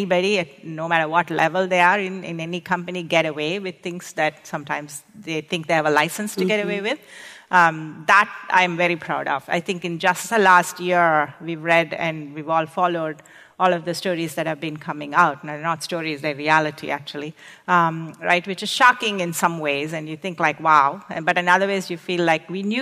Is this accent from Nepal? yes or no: no; India; moved away as an adult; also born or lived in Arizona, United States / New York, United States; now in United States; I came from India.